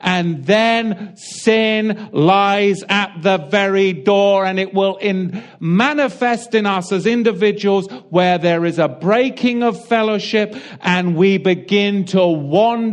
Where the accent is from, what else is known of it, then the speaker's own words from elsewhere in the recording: England, United Kingdom; now in United States; It's just the way I was raised. I'm English.